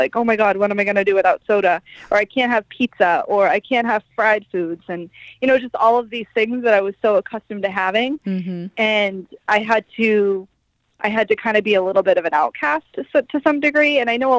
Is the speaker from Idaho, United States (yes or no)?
no; Maine, United States; moved away; I'm from Maine. We didn't really have a lot to do up there.